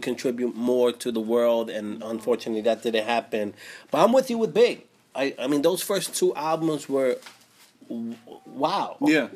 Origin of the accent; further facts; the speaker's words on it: East Coast, United States; I grew up on the East Coast